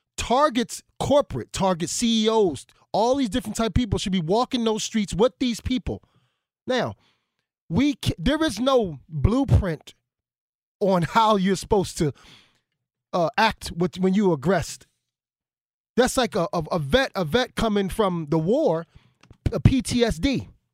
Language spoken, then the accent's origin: English; Philadelphia, Pennsylvania, United States; I'm from Philadelphia